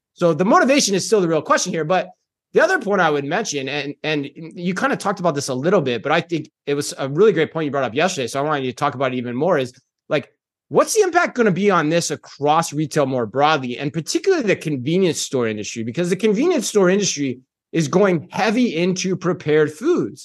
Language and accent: English; Phoenix, Arizona, United States; moved away; also born or lived in Tempe, Arizona; my hometown of Phoenix, Arizona